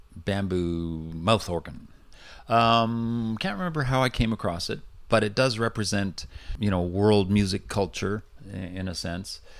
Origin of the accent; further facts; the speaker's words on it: Vancouver, British Columbia, Canada; also born or lived in New Westminster; I was born and raised in Vancouver